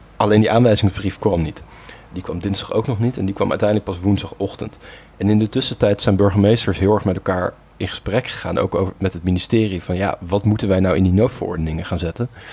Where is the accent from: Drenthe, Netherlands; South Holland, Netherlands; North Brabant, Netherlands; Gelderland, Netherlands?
South Holland, Netherlands; Gorinchem; waar mijn geboortestad, eh, Gorkum, ondervalt